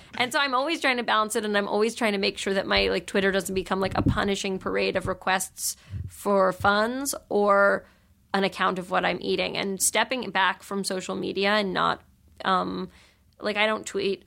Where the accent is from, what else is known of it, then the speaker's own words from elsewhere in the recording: New York, United States; I grew up in New York